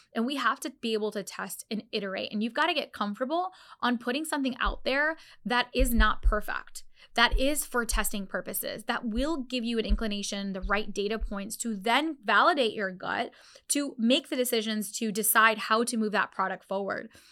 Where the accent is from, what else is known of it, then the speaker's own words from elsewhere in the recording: Orlando, Florida, United States; this is literally my hometown